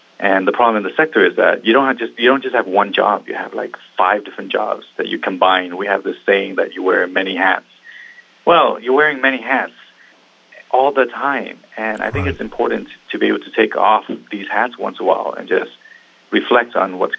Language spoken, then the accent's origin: English; Vietnam; now in Seattle, United States; I was born in Vietnam, and my family, we left Vietnam in 89. And it came over here